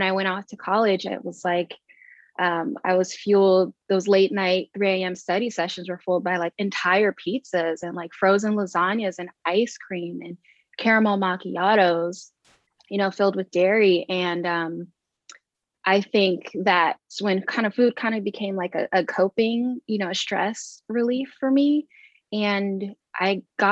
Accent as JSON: {"language": "English", "town": "Long Beach", "region": "California", "country": "United States", "tie": "born or raised there", "said": "I grew up in Long Beach, California"}